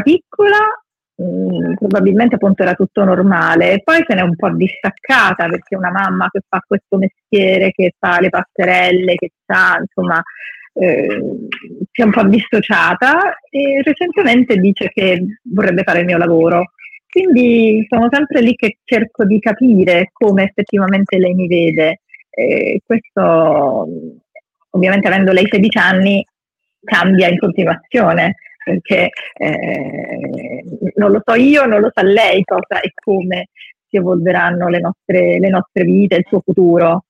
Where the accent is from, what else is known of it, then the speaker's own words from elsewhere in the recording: Matera, Basilicata, Italy; molte amicizie sono nate nell'infanzia, nella giovinezza, a Matera, moltissime, e sono rimaste sempre